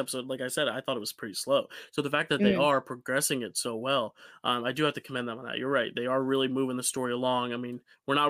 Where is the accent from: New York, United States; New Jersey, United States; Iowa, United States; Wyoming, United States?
New Jersey, United States; I'm from Joysy, and it's like, no, we don't say that.